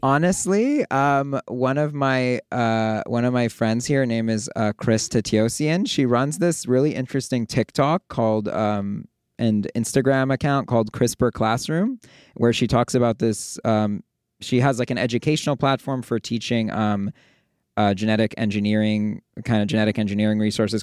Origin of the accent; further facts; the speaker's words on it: Toronto, Ontario, Canada; moved away as an adult; also born or lived in New York / Bay Area; now in Los Angeles, United States; I'm originally from Toronto.